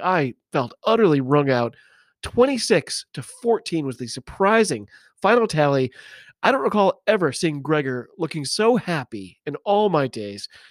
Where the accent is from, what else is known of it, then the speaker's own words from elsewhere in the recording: United States; I'm an American rugby fan